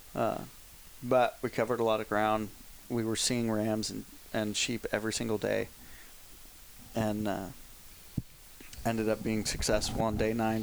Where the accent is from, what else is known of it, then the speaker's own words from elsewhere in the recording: San Anselmo, California, United States; where I grew up in San Anselmo